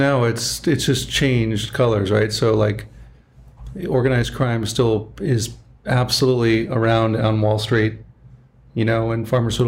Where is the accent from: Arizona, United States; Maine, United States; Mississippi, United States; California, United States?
California, United States; Southern; also born or lived in Toronto, Canada / Westlake Village; I'm Canadian. I was born in Toronto. My parents moved here when I was about 2.5. So I'm basically raised Southern California. I'd never been to Europe.